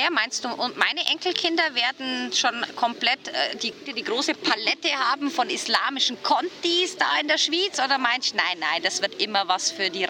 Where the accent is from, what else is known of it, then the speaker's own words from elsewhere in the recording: Bavaria, Germany; ich bin aus Bayern mhm. und bei uns ist wirklich Geiz ist geil